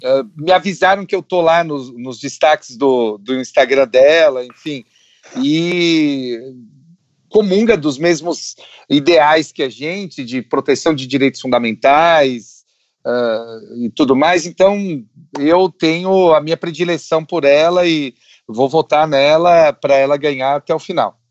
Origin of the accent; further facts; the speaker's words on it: interior of São Paulo, Brazil; eu venho de uma cidade do interior de São Paulo